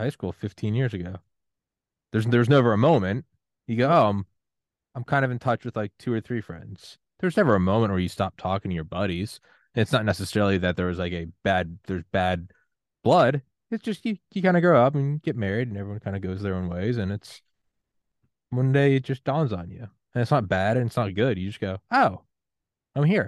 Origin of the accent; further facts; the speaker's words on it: United States; I'm American